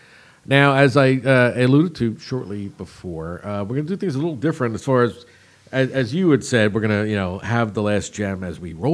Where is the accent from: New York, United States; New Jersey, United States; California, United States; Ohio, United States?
New Jersey, United States; moved away; I'm from Jersey, and I'm probably missing my homeland.